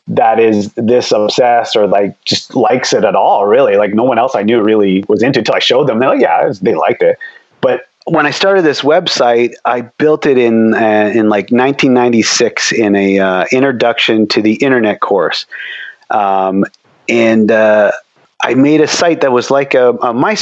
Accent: near the Michigan border, Ontario, Canada; I grew up in Canada, but we were close. I was on the Michigan border.

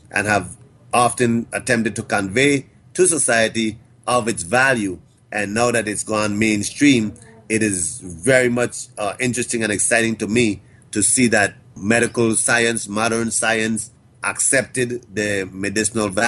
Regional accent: U.S. Virgin Islands; we are an American territory here in the Caribbean, an English-speaking American territory

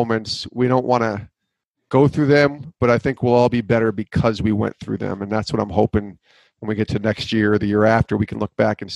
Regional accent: Albany, New York, United States; moved away as an adult; now in Connecticut, United States; I grew up in Albany, New York, moved out to Connecticut 20 years ago

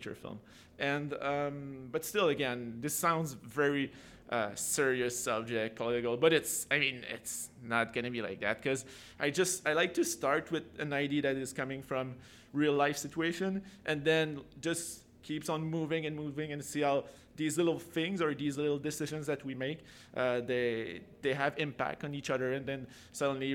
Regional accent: Napierville, Quebec, Canada; moved away as an adult; now in Montreal, Canada; I grew up in this very small hometown. My hometown is Napierville, Quebec.

